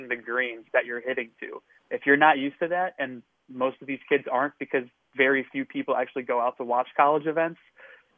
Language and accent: English; Ohio, United States; also born or lived in Moon Township, Pennsylvania; now in Washington, D.C., United States; where I live in D.C. now to where I, you know, where I grew up in Ohio